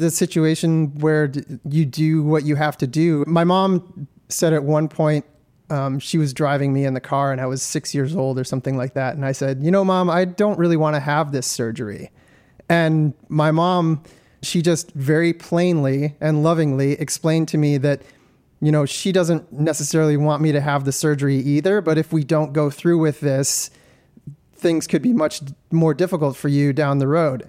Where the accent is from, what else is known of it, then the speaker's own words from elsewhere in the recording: Detroit, Michigan, United States; I'm from Detroit, Michigan